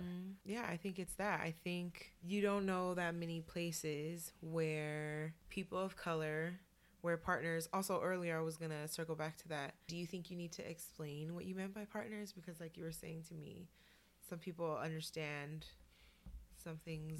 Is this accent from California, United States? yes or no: yes; Oakland, California, United States; moved away as an adult; now in New York, United States; I hail from Oakland, California, but I've been living in New York for the past six years here in Harlem.